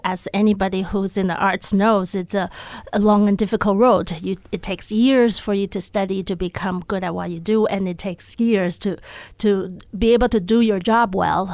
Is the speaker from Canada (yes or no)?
no; Taipei, Taiwan; moved away as an adult; also born or lived in Los Angeles / Seattle, Washington; now in Missoula, United States; I grew up in Taiwan. I was born in Taipei, Taiwan, and I, um, lived there until I was eighteen